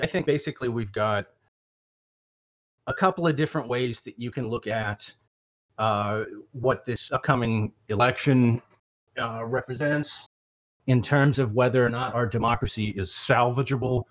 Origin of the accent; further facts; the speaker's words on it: the South, United States; I'm from the South and I'm surrounded by deplorables down here.